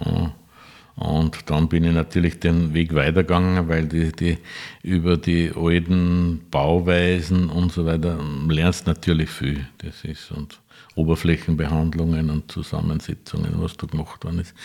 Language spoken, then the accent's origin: German; Neukirchen an der Enknach, Upper Austria, Austria; Ich bin aus Neukirchen an der Enknach.